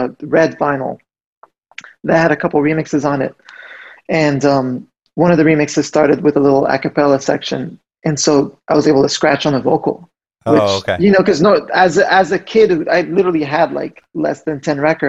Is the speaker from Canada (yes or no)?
yes; Montreal, Quebec, Canada; I grew up in Montreal